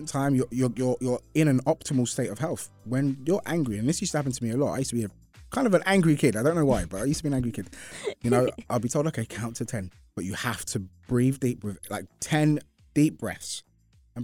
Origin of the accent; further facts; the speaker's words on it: London, United Kingdom; moved away; my hometown, London